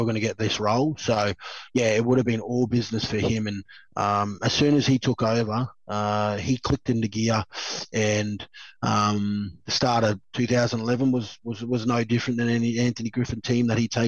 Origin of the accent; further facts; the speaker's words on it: Queensland, Australia; being a Queenslander